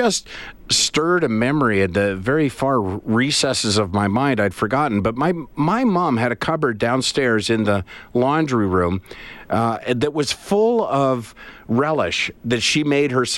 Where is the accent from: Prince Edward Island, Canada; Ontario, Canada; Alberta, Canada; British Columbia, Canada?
Prince Edward Island, Canada; also born or lived in Winnipeg; I was born in Winnipeg, but I grew up most of my life in Prince Edward Island